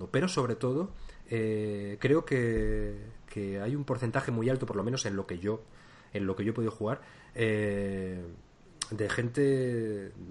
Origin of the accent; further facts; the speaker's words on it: Spain; Pero sí que soy de España